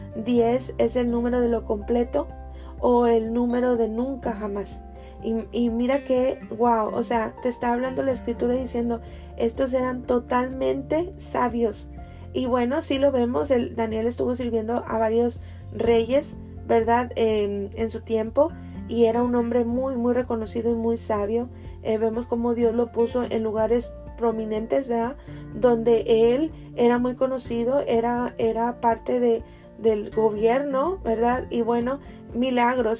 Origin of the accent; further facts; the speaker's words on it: Mexico; yo soy mexicana